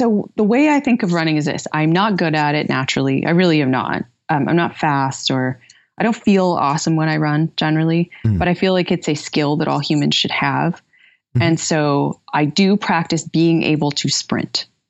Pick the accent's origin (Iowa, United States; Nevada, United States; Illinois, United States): Iowa, United States; Fairfield; So I grew up mostly in Fairfield, Iowa. I'm very nomadic, so I will name multiple places where I've lived